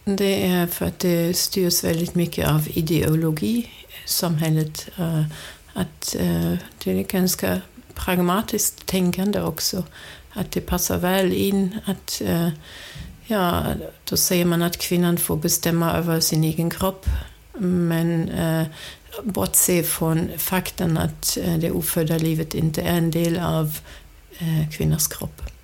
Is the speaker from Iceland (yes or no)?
no; Germany; Swedish is a second language; moved away as an adult; now in Sweden; jag kommer från Tyskland. Jag är uppvuxen i en stor familj